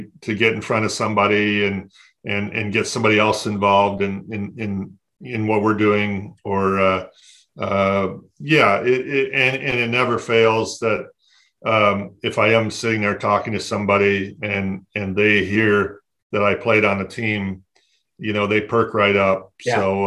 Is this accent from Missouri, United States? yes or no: no; Flint, Michigan, United States; I grew up in Flint, Michigan